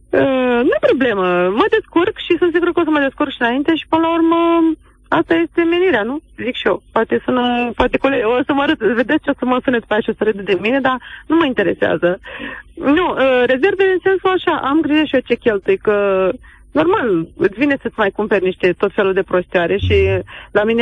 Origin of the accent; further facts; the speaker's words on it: Iași, Iași County, Romania; sunt din Iași.